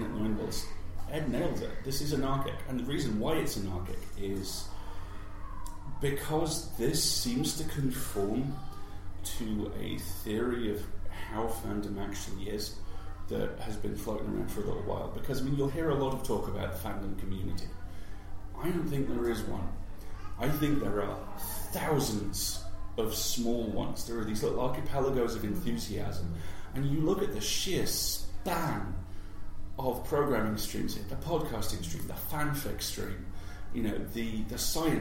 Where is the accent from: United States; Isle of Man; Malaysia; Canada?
Isle of Man; I grew up on the Isle of Man